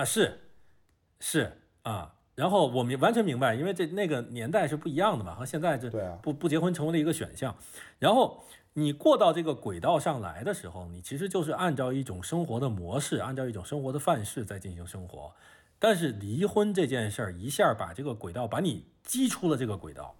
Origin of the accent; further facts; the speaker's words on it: Beijing, China; moved away as an adult; now in Shenzhen, China; 我是北京人